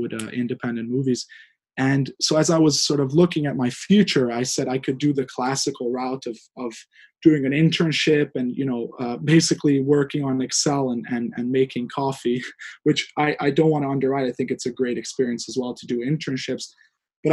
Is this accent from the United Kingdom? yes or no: no; Hungary; moved away; I'm from Hungary originally. I grew up there and I graduated there